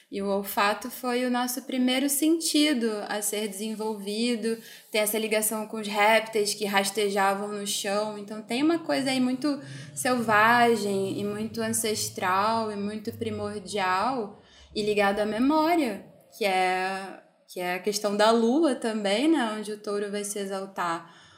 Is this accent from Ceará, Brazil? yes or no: yes; Ceará, Brazil; moved away; eu também sou do Ceará, é uma família de mulheres e todo mundo bruxa, herveira, curandeira. E na época que eu morei lá, eu fui criada por uma tia-avó